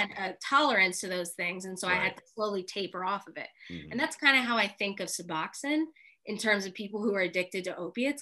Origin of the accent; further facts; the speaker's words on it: Philadelphia, Pennsylvania, United States; I grew up in Philadelphia